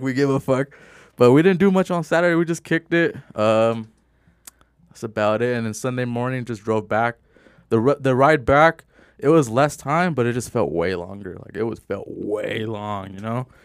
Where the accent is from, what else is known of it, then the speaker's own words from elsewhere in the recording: Simi Valley, California, United States; we're from Simi Valley.